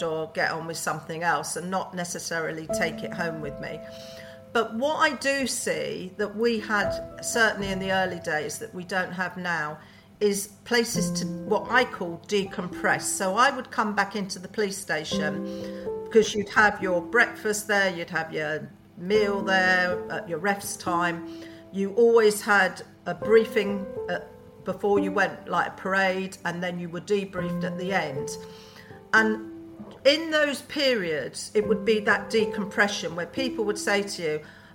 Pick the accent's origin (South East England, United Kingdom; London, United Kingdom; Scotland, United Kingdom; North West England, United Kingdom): London, United Kingdom; I'm a Brent girl, born and bred in Brent, so but the other side of Brent. I was more towards the Harrow side